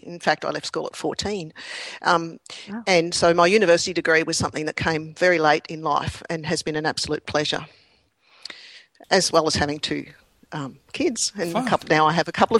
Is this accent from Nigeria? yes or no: no; Australia; accent: Australian; I hope my Australian accent is not too difficult for you.